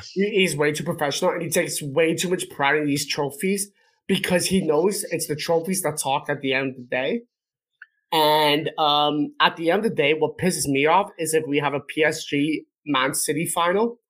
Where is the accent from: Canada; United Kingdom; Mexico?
Canada; as a Canadian